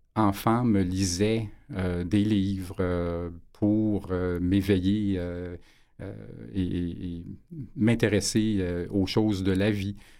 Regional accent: Montreal, Quebec, Canada; j'étais natif de Montréal

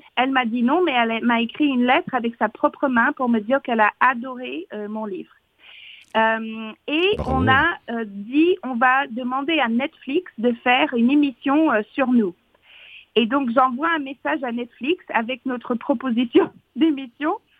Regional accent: Fox Creek, Alberta, Canada; now in France; j'ai grandi dans le Grand Nord, mais vraiment le Grand Grand Nord

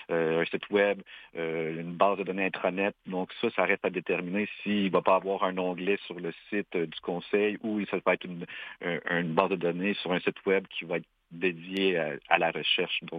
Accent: Quebec, Canada; par exemple, nous Latikamek, par expérience, euh, à force de se côtoyer, Inou et Atikamekw vont pouvoir euh, éventuellement se compre

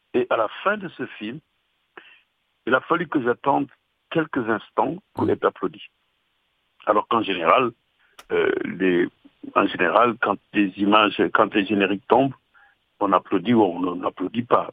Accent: Dakar, Senegal; je suis né à Dakar

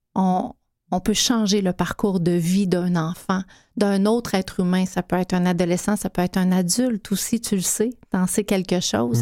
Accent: Abitibi-Témiscamingue, Quebec, Canada; moved away; beaucoup de maltraitance mmh. dans ma région natale

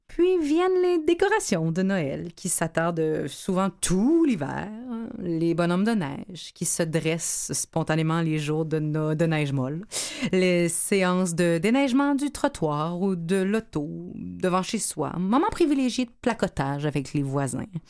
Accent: Quebec, Canada; en tant que Québécois

